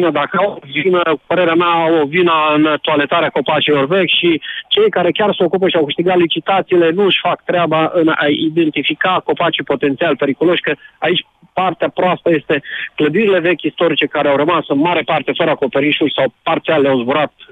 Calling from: Bihor County, Romania; Eu vin din Bihor.

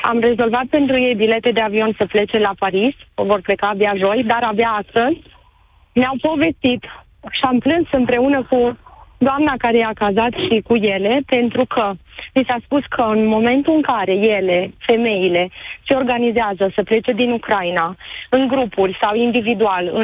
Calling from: Cluj-Napoca, Cluj County, Romania; …, sunt, vă sunt de la Cluj.

